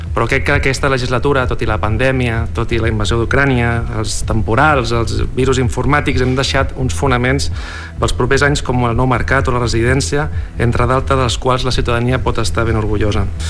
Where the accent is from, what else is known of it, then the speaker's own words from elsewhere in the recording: Lloret de Mar, Catalonia, Spain; la ciutat on vas néixer